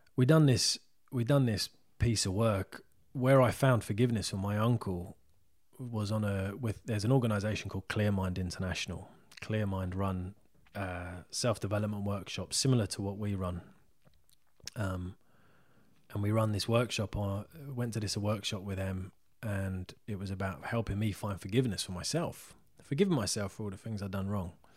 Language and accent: English; Isleworth, London, United Kingdom; I'm from Isleworth